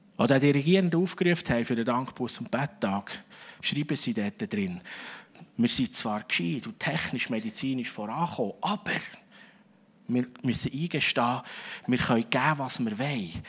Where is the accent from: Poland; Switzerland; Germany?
Switzerland; als Schweizer